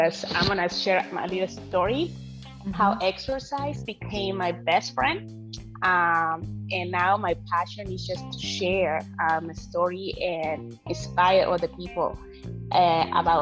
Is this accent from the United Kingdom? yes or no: no; Mexico; English is a second language; moved away as an adult; now in United States; I am actually from Mexico. I grew all my life in Mexico